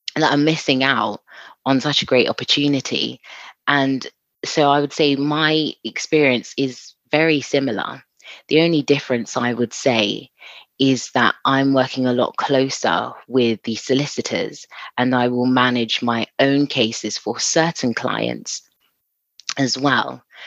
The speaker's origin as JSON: {"language": "English", "region": "London", "country": "United Kingdom", "said": "I'm from Southeast London."}